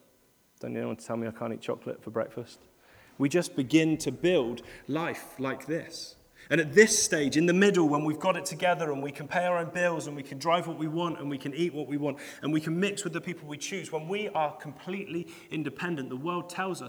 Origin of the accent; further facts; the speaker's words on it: United Kingdom; we're British and we queue a lot